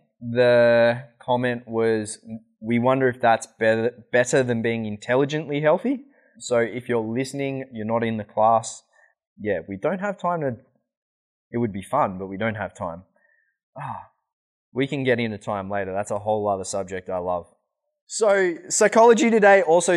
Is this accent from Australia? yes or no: yes; Australia; moved away; I'm Australian